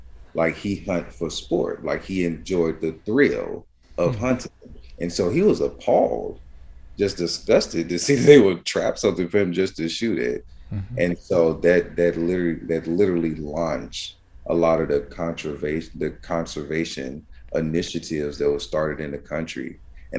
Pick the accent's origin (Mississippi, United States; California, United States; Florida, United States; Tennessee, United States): Mississippi, United States; Rolling Fork; I'm from Rolling Fork, Mississippi, rolling like you roll a ball and fork like the eating utensil, right?